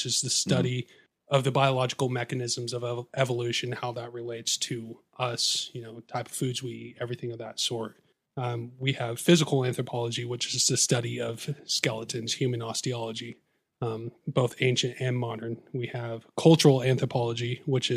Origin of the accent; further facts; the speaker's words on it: Olympia, Washington, United States; also born or lived in Seattle, Washington; I was raised in the Northwest